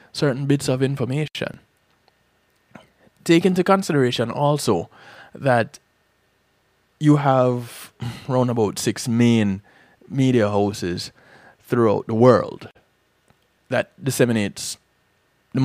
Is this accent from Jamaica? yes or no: yes; Jamaica; moved away; Growing up in Jamaica